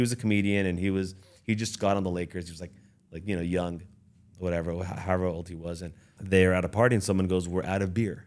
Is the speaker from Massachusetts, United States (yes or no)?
no; Beverly Hills, California, United States; also born or lived in Iran; I was born in Iran, raised in the Beverly Hills